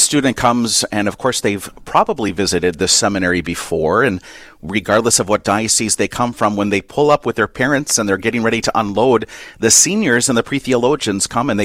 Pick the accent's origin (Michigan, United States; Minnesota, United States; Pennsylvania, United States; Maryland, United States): Minnesota, United States; Avoca; a parish in my home area called St. Rose of Lima that was in the town of Avoca, Minnesota.